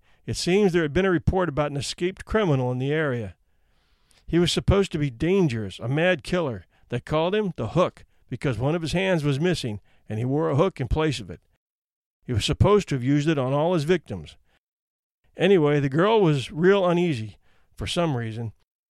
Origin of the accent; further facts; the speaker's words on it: Virginia Beach, Virginia, United States; I thought it had happened in my hometown of Virginia Beach, at the Food Line on Virginia Beach Boulevard.